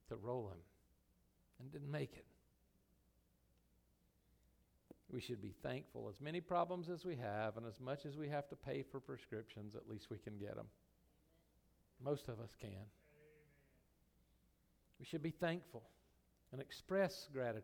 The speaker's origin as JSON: {"language": "English", "country": "United States", "said": "I'm American"}